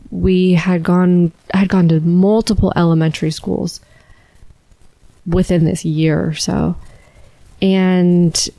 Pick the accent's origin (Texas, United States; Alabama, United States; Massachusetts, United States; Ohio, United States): Alabama, United States; born or raised there